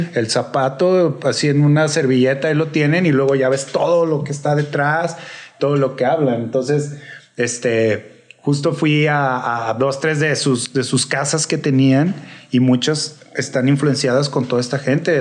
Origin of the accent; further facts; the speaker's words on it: Guadalajara, Jalisco, Mexico; also born or lived in California / Mexico City; now in Guadalajara, Mexico; yo soy de aquí de Guadalajara, yo nací aquí y pues anduve en Califa y todo ese rollo y después ya me regresé a DF.